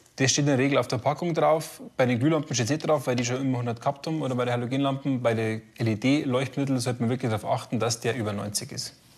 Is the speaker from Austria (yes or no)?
no; Bavaria, Germany; Bei uns in Bayern sagt man äh, schöne Lampen